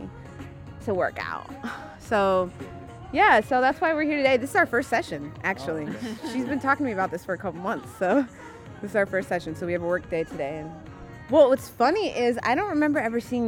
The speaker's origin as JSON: {"language": "English", "town": "San Jose", "region": "California", "country": "United States", "moved": "as an adult", "lives_now": "Oakland, United States", "said": "I'm a singer-songwriter based out of Oakland. I'm originally from San Jose. Moved here about 8 years ago"}